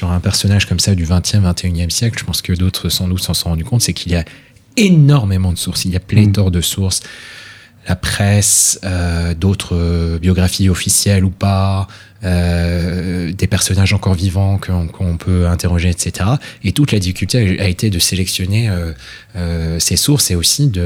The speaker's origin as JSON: {"language": "French", "country": "France", "also_born_or_lived": "United Kingdom", "said": "j'ai une double culture, je suis français et britannique. Et euh, à ce titre, je parle parfaitement euh, français et anglais, donc j'ai grandi dans une famille où on parlait les deux langues"}